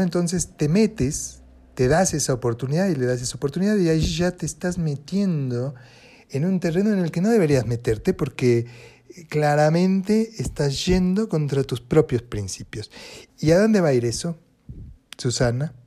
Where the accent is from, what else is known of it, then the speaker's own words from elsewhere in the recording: Buenos Aires Province, Argentina; also born or lived in Paris; yo soy eh, argentina, nací en Buenos Aires, provincia de Buenos Aires